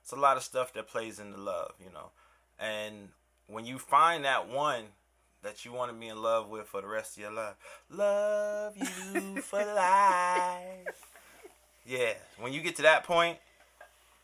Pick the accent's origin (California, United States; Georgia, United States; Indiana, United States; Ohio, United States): Ohio, United States; Cleveland; also born or lived in Euclid, Ohio; now in Miami, United States; I am originally from Cleveland, Ohio, 216 Lakeshore Boulevard